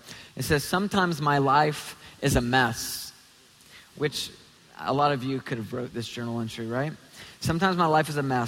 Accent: Tennessee, United States; also born or lived in Toledo, Ohio (family); I'm from Tennessee.

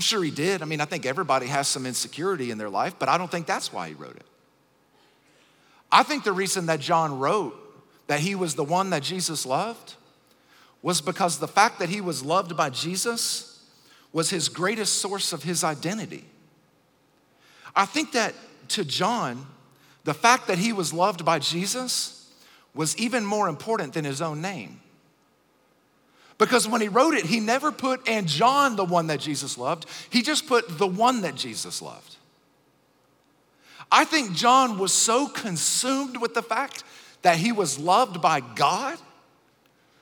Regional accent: Acworth, Georgia, United States; I'm from Acworth in Kennesaw, Georgia, which is really, really close to Atlanta

